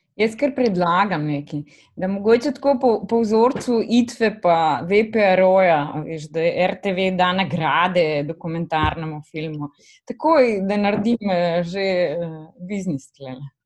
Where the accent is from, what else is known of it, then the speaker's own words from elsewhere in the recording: Slovenia; smo avtori iz Slovenije